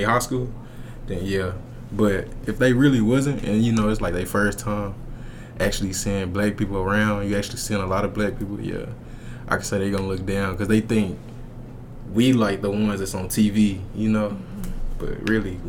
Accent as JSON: {"language": "English", "town": "Dallas", "region": "Texas", "country": "United States", "said": "I'm from Dallas"}